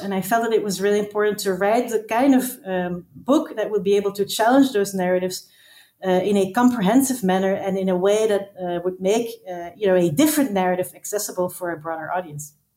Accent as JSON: {"language": "English", "country": "Belgium", "moved": "as an adult", "lives_now": "Amsterdam, Netherlands", "said": "I am from Belgium originally, but I live in Amsterdam and I have lived here for the past 10 years."}